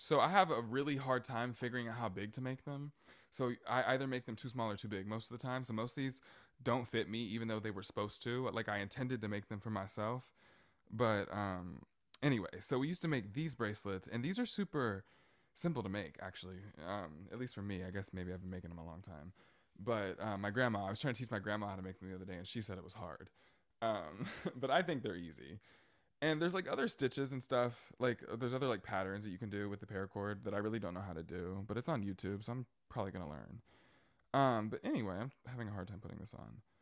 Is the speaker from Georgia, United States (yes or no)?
yes; Brunswick, Georgia, United States; also born or lived in Indiana; I always say my hometown, and I'm referencing, like, Brunswick and, uh, Saint Simon's Island. Um, but my home hometown, actually where I was born, is in Indiana